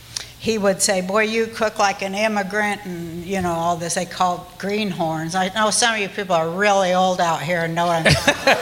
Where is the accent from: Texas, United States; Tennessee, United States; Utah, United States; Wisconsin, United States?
Utah, United States; Salt Lake City; But I'm Jewish, you know, I mean, I guess you knew that from this what I just said. And I grew up in Salt Lake City, Utah.